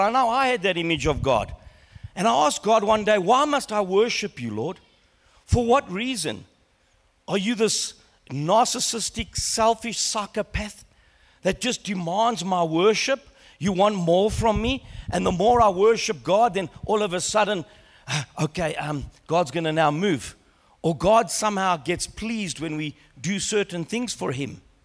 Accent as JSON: {"language": "English", "country": "Australia", "tie": "born or raised there", "said": "growing up in Australia as a young boy"}